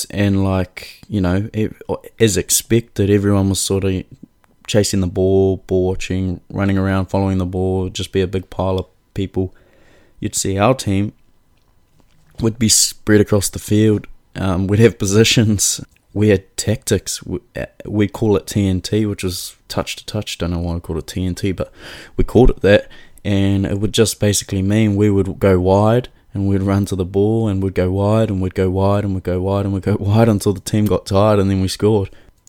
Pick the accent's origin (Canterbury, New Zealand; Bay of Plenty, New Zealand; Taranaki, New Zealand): Bay of Plenty, New Zealand; Mount Maunganui; people would ask, oh, where are you from? And I'd say Mount Maunganui, and they'd go, oh, where's that? Oh, like close to Tauranga